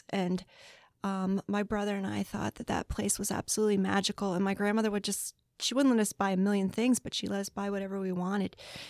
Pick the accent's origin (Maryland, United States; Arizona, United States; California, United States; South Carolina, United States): Maryland, United States; Baltimore; I'm from Baltimore, so I'm saying that word very slowly and carefully.